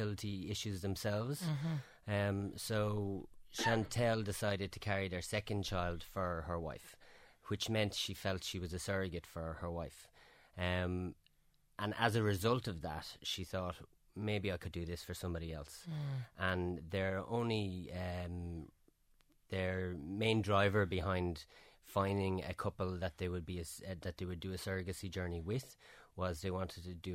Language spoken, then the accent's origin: English; Ireland; We flew home as two Irish men with a Canadian child